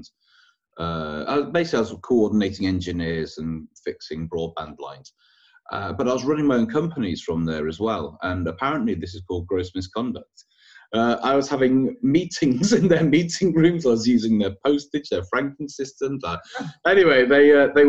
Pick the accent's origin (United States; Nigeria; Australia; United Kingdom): United Kingdom; York, Yorkshire and the Humber; moved away as an adult; also born or lived in Manchester; now in London, United Kingdom; I'm originally from York, and I moved to Manchester when I was 18 to go to university